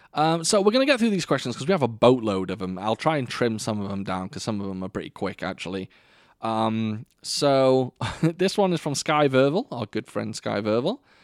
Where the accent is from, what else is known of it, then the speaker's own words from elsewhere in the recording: Wales, United Kingdom; I am obviously Welsh